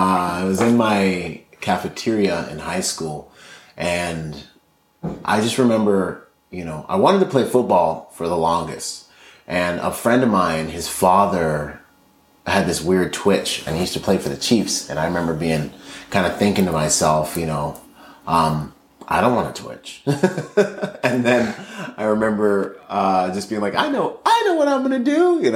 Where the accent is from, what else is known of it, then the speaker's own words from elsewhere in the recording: Nassau, New Providence, Bahamas; born there; I was born in the Bahamas, in Nassau, Bahamas. My father was from there. My mother's from Washington State.